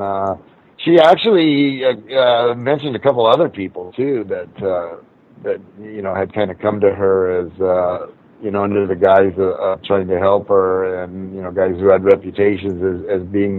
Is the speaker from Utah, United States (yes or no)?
no; Torrance, California, United States; I grew up down there. I grew up down in Torrance, so not far from where it happened there in Hermosa Beach.